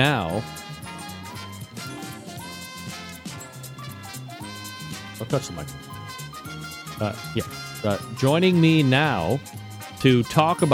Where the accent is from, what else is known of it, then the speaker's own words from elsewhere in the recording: New York, United States; this is what I grew up to watching on Christmas Eve, which is tomorrow. The Yule Log, which showed up on Channel 11 in New York